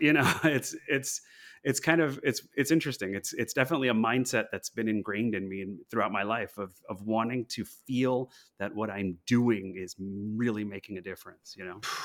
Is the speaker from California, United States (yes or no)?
yes; Los Angeles, California, United States; I'm from Los Angeles originally